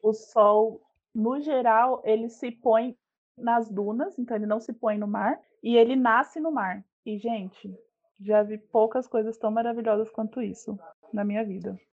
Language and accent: Portuguese; São Paulo, Brazil; moved away as an adult; also born or lived in Salvador, Bahia; now in São Francisco do Conde, Brazil; eu tenho 27 aninhos e sou de São Paulo. Moro em São Paulo boa parte da minha vida